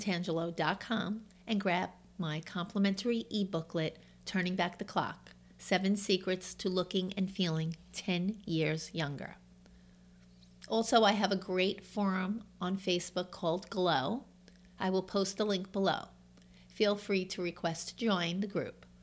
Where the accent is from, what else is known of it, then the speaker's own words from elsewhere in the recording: New York, United States; accent: New York; My New York accent comes out a lot